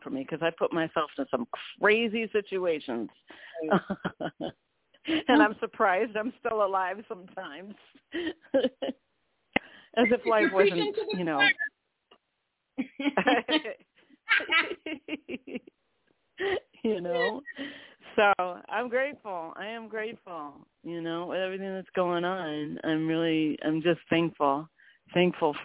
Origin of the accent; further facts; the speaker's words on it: Cleveland, Ohio, United States; now in Boston, United States; I grew up in Cleveland, Ohio, and we were on a little farm